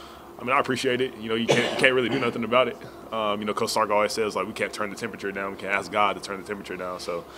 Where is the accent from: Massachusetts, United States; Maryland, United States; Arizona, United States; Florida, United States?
Arizona, United States; moved away as an adult; now in Austin, United States; I'm from Arizona